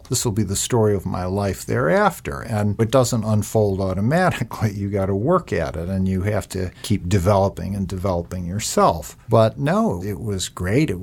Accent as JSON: {"language": "English", "town": "Rochester", "region": "New York", "country": "United States", "tie": "born or raised there", "said": "I grew up outside Rochester, New York, which is also upstate."}